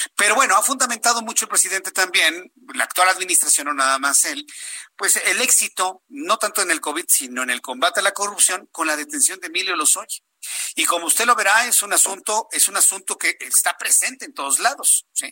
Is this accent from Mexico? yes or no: yes; Mexico